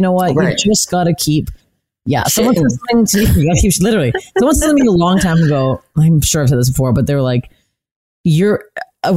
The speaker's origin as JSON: {"language": "English", "country": "Canada", "said": "as a Canadian girl"}